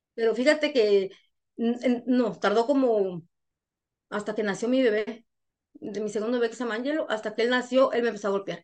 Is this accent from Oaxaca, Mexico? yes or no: no; Guanajuato, Mexico; moved away as an adult; now in United States; trabajé para el gobierno de mi pueblo, de mi municipio, soy de Guanajuato